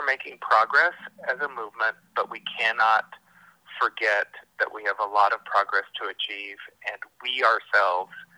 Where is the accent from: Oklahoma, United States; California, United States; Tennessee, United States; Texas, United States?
Texas, United States; now in Washington, D.C., United States; In my home state of Texas